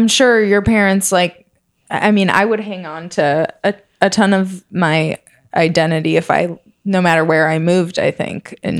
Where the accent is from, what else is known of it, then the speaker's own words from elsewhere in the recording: Minnesota, United States; I grew up in Minnesota and my parents were devout Catholics